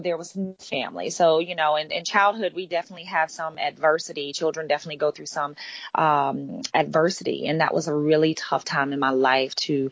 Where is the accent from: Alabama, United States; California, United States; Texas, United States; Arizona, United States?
Alabama, United States; Demopolis; now in Florida, United States; I grew up in a small town called Demopolis, Alabama